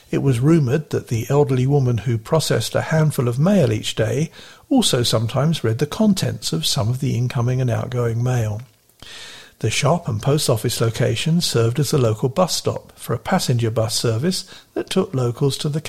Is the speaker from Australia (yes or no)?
yes; South Australia, Australia; The first radio periodical in my home state was the South Australia Wireless and Radio Magazine, which was launched as a monthly publication by Mail newspapers in the state capital Adelaide